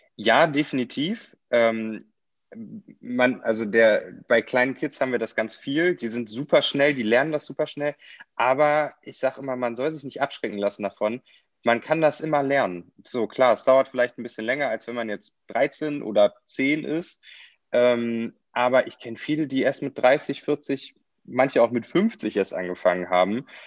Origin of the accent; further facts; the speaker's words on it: Kaarst, North Rhine-Westphalia, Germany; ich bin in Karst aufgewachsen